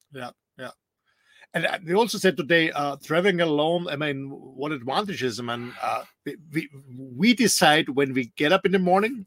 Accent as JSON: {"language": "English", "country": "Austria", "moved": "as an adult", "lives_now": "Mallorca, Spain", "said": "Austrian like myself"}